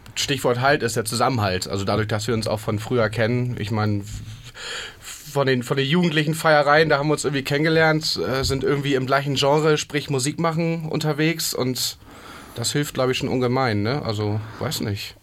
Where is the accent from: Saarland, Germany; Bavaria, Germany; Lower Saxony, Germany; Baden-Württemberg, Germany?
Lower Saxony, Germany; area between Bremen and Hamburg; now in Hamburg, Germany; wir kommen, alle aus der Ecke zwischen Bremen und Hamburg